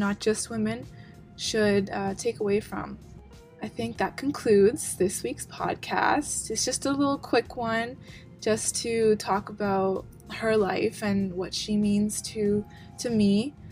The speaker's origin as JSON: {"language": "English", "country": "Canada", "said": "as Canadian citizens"}